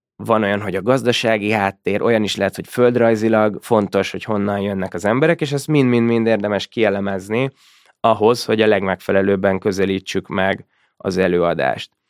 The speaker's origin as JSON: {"language": "Hungarian", "country": "Hungary", "said": "vittem magyarként"}